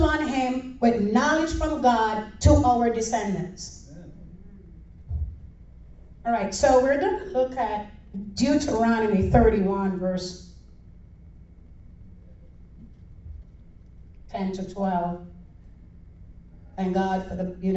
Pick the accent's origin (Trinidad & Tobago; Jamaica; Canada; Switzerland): Jamaica; now in Florida, United States; I'm from Jamaica